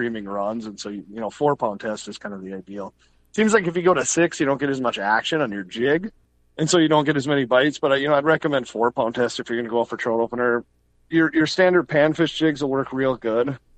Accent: Two Harbors, Minnesota, United States; I grew up in Two Harbors

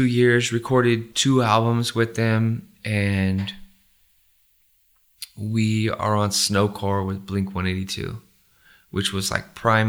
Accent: Riverside, California, United States; also born or lived in Fontana; at the time where I grew up in Riverside and Fontana, he had a place called The Barn, which had the best shows ever.

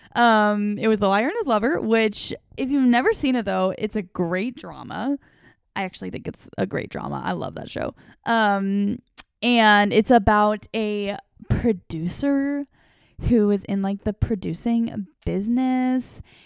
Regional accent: eastern Washington State, United States; moved away as an adult; also born or lived in Ohio; now in the Carolinas, United States; I grew up in a little town in eastern Washington State. So that was where my whole childhood was. I lived there from when I was seven years old until I was nineteen.

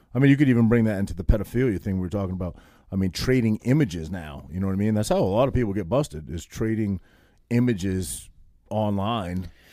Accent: Maine, United States; moved away; also born or lived in New Jersey; a kid from a little, tiny town of eight hundred people in Maine, total hillbilly, total hick

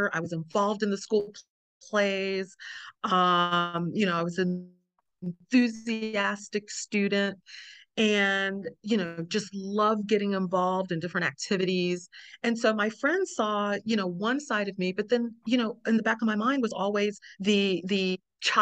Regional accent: the South, United States; in the South, we use the word mama

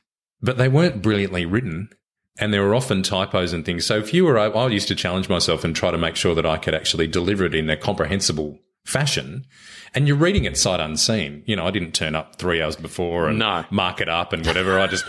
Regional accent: Sydney, New South Wales, Australia; I grew up in Sydney and went up to Bathurst Uni.

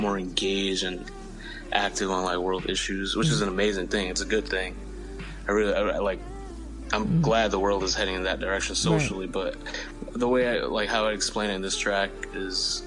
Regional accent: New York City, New York, United States; here in my hometown in Flushing

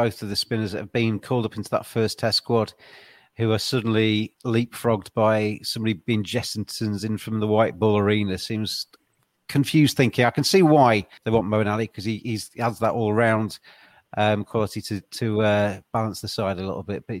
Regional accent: England, United Kingdom; despite being English.

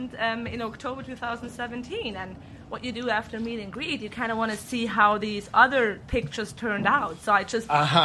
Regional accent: Austria; moved away as an adult; now in Barcelona, Spain; I'm originally from Austria, but I'm currently living in Barcelona, Spain

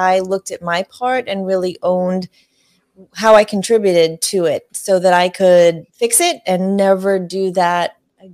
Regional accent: Northeast, United States; I grew up in the Northeast

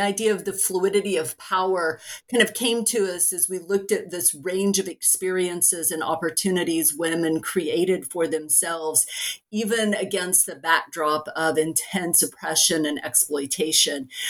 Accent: Oklahoma, United States; I was born and raised in Oklahoma

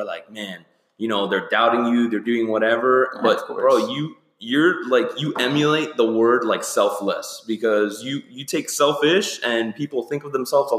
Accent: Miami, Florida, United States; oh, where are you from? Like, Miami. And they're like, Ohio. I'm like, no, Florida.

